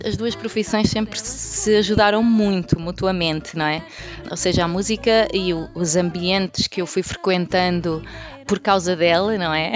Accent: Minho, Portugal; moved away as an adult; also born or lived in Porto; now in Lisbon, Portugal; sou natural do Minho, sou minhota.

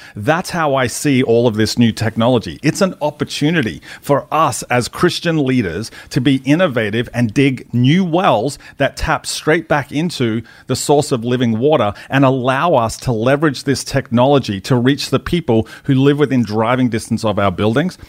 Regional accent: Australia; moved away as an adult; also born or lived in United States; as an Australian

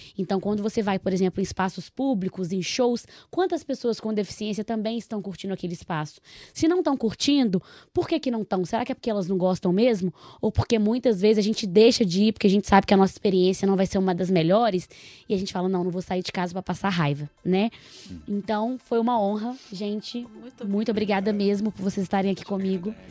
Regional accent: Nova Lima, Minas Gerais, Brazil; accent: mineiro; Eu venho de Nova Lima, sou mineira, acho que já deve ter reparado pelo sotaque

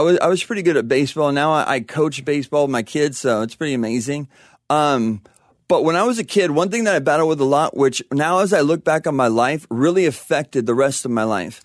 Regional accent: La Verne, California, United States; also born or lived in Panorama City, California; parents moved over to, um, Laverne in, when I was about a year. So I grew up there, yeah, my whole life

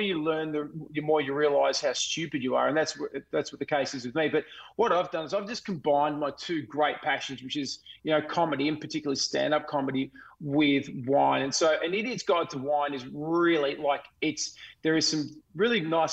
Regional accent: Melbourne, Victoria, Australia; I actually grew up not far from the Yarra Valley. I grew up in the Diamond Valley.

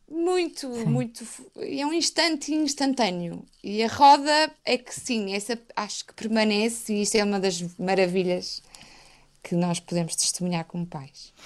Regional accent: Portugal; como portuguesa

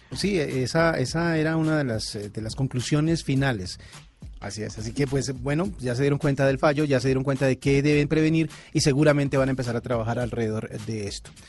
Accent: Colombia; en nuestro país

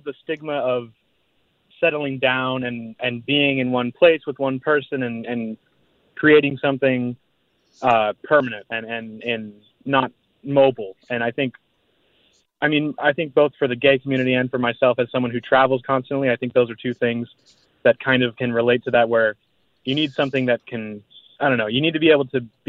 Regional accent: United States; now in Austria; I'm originally from America. I have residency in Austria, and I'm in Morocco right now

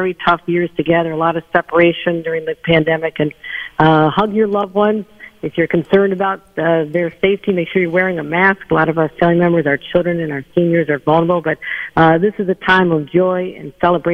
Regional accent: Buffalo, New York, United States; someone who was born and raised in Buffalo

